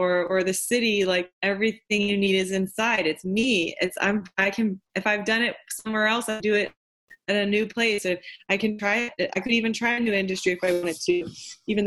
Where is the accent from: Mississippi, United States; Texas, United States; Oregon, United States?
Texas, United States; Houston; moved away as an adult; also born or lived in New York; now in Austin, United States; I'm from Houston and went to UT